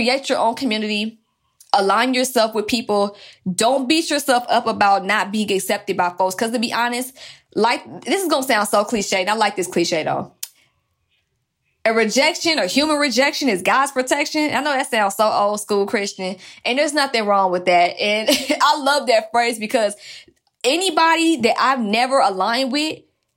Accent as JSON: {"language": "English", "town": "Atlanta", "region": "Georgia", "country": "United States", "said": "I'm from Atlanta"}